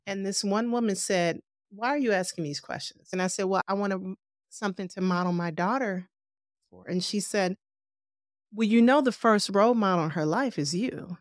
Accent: Cleveland, Ohio, United States; I am a native Clevelander. I've been here all my life

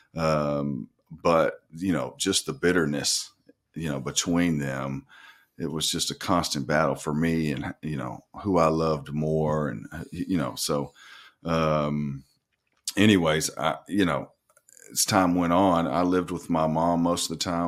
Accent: North Little Rock, Arkansas, United States; moved away as an adult; also born or lived in Florida / Michigan / Cuba; I'm from Northern Rock, Arkansas, uh, born and raised.

